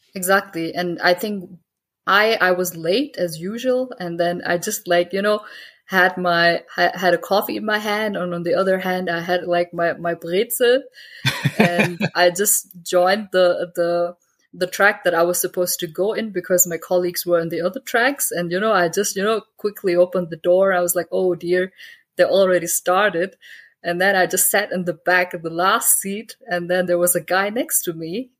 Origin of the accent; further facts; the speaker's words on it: Germany; I have Pakistani roots. I grew up in Germany